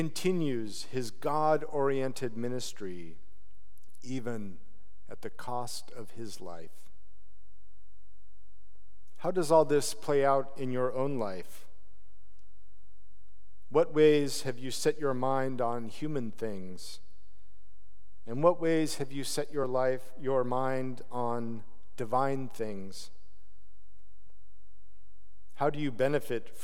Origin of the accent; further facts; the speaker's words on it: Utah, United States; moved away as an adult; also born or lived in Portland, Oregon; I moved back to Utah, where I grew up